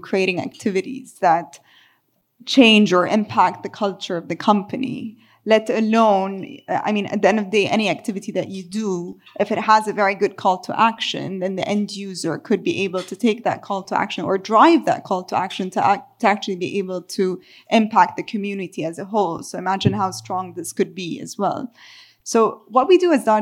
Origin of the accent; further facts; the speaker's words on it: Beirut, Beirut Governorate, Lebanon; my hometown is Beirut, Lebanon